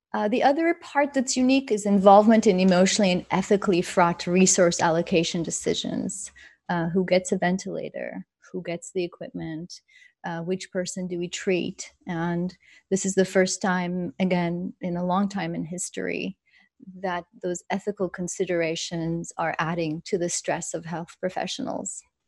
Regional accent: Israel; moved away; I grew up in Israel.

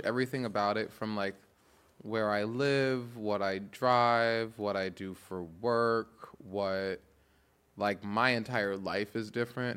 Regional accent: New York, United States; now in Los Angeles, United States; I'm from New York, where seasonal depression is more of a thing

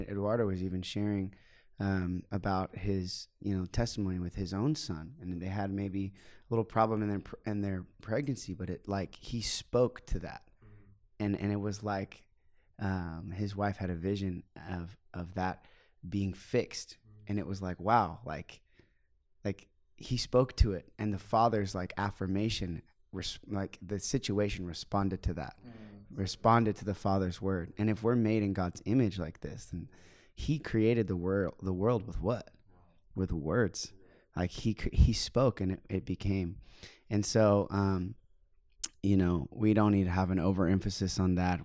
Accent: United States; I'm a missionary from the United States

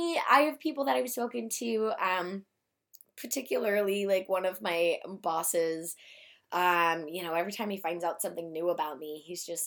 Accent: Newport News, Virginia, United States; also born or lived in Hampton, Virginia; now in Norfolk, United States; I, was born in Newport News, Virginia, and, about 4 or 5 years ago, I moved to Norfolk

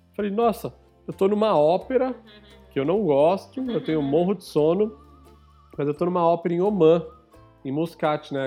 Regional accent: Brazil; como brasileiro

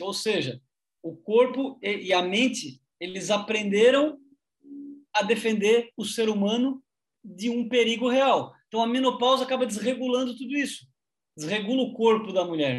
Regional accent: Criciúma, Santa Catarina, Brazil; now in Santos, Brazil; somos de Cristuma, Santa Catarina

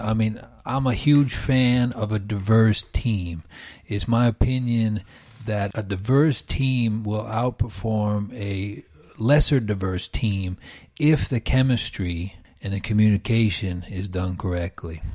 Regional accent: New York, United States; moved away as an adult; now in Finland; from New York

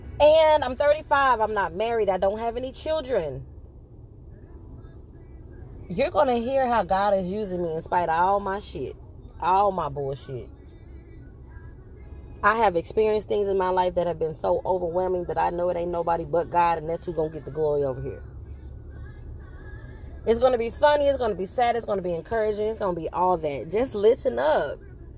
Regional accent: Fort Worth, Texas, United States; I'm from Fort Worth, Texas. I am a member of a Seventh-day Adventist church that is phenomenal. And I'm 35.

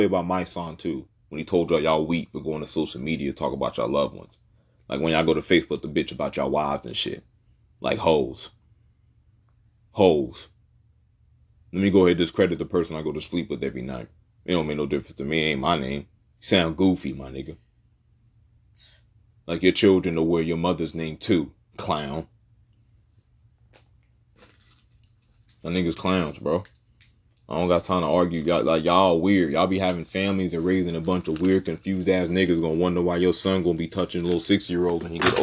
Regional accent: Puerto Rico; I'm not from Africa. I was born in Puerto Rico.

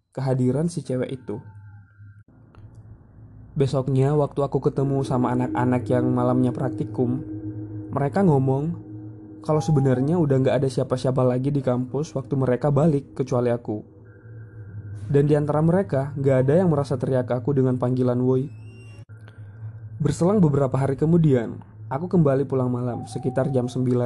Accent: West Nusa Tenggara, Indonesia; now in Surabaya, Indonesia; Aku sendiri berasal dari Lombok, Nusa Tenggara Barat. Di Surabaya, aku ngekos bareng temenku.

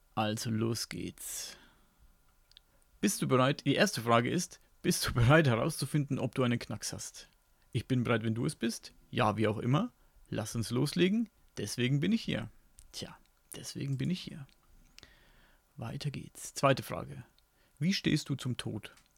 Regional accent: Upper Franconia, Bavaria, Germany; accent: Franconian; ich komme aus Franken, also genauer Oberfranken. Und da wird eben Fränkisch geredet.

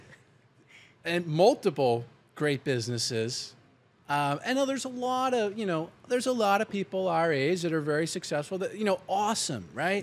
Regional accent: Pennsylvania, United States; moved away; where I grew up in Pennsylvania

